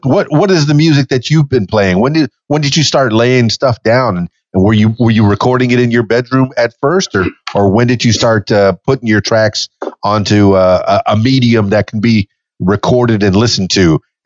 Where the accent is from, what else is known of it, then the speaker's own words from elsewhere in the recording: Miami, Florida, United States; also born or lived in Fort Lauderdale; now in Conway, Arkansas, United States; I grew up in Miami, by the way, in South Florida